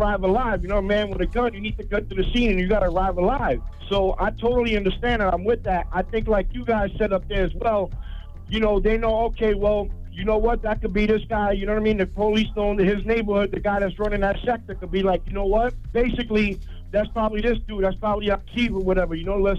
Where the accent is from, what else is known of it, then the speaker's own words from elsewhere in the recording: Coney Island, New York, United States; I grew up in Coney Island, so, you know, we surrounded by, you know, you got housing precinct, 6-0 precinct.